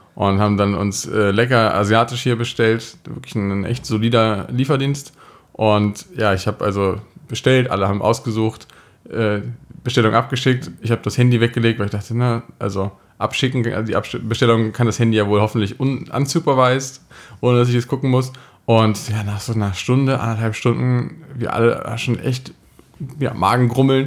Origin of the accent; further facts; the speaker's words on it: Germany